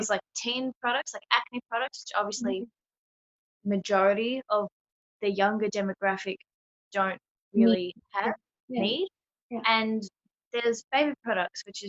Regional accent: Melbourne, Victoria, Australia; I'm from Melbourne, Victoria in Australia.

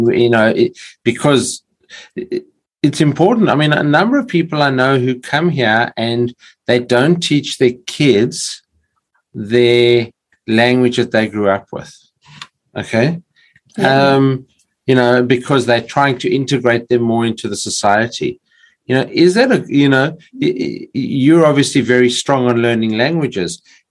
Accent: South Africa; accent: South African; now in Australia; people will comment on my accent being, you know, from South Africa

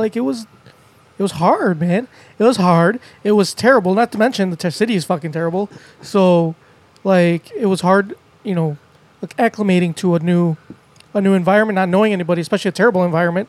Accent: Chicago, Illinois, United States; also born or lived in Cicero; I was born in Chicago, too.

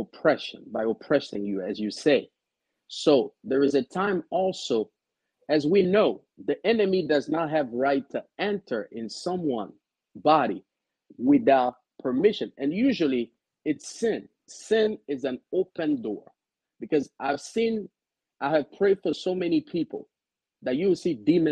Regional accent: DR Congo; moved away as an adult; now in Frederick, United States; I grew up in Central Africa, Republic Democratic of Congo

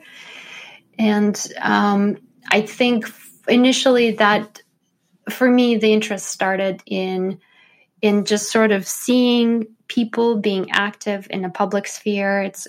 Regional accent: St. Petersburg, Saint Petersburg, Russia; Well, the interesting thing about growing up in Russia is I grew up in St. Petersburg, which was the city historically of the three revolutions

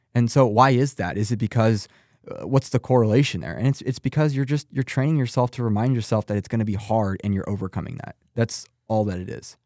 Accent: Texas, United States; I'm from Texas.

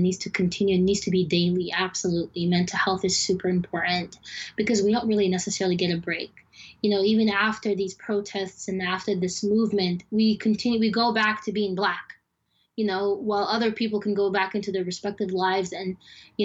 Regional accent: United States; also born or lived in Sudan; growing up in America

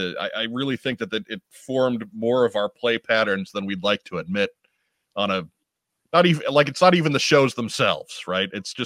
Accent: New York City, New York, United States; growing up in New York

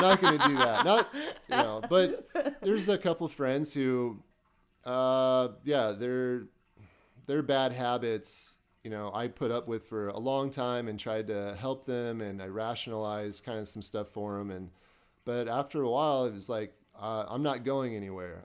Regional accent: Burlington, Iowa, United States; moved away as an adult; now in Des Moines, United States; I'm originally from Burlington, Iowa

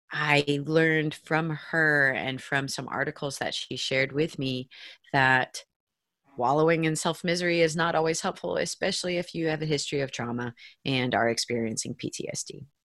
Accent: St. Petersburg, Florida, United States; I'm from St. Pete, Florida. It is a little peninsula on the big peninsula that is Florida. It's also kind of a little liberal bubble in an otherwise pretty conservative state and I'm second generation St. Pete native

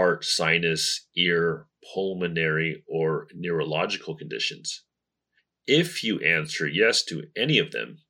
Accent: Las Vegas, Nevada, United States; now in Taiwan; my hometown, the entertainment capital of the world, Las Vegas

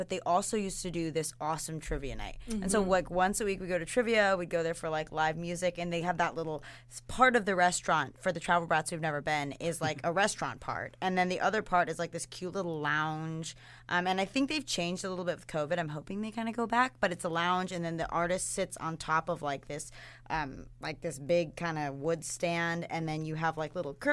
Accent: Atlanta, Georgia, United States; moved away; I am from Atlanta

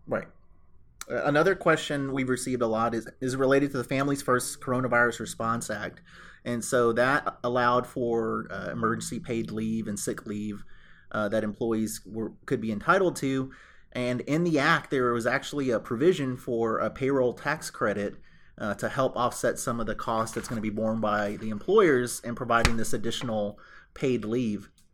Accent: Houston, Texas, United States; I am a native Houstonian. That's somewhat rare these days 'cause it seems like everyone in Houston is from somewhere else, but I was born and raised in North Houston.

